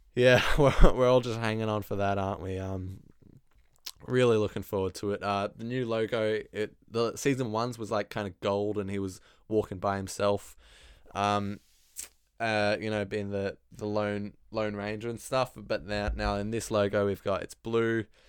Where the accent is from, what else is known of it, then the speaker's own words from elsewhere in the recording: Australia; I am Australian